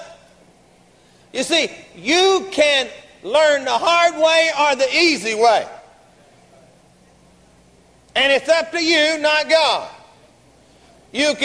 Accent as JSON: {"language": "English", "town": "Garland", "region": "Texas", "country": "United States", "tie": "born or raised there", "said": "We grew up together down in Garland"}